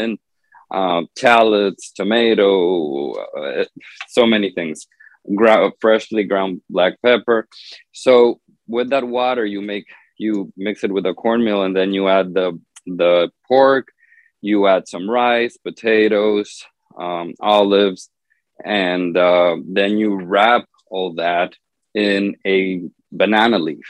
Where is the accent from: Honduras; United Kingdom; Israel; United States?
Honduras; I'm from Honduras in Central America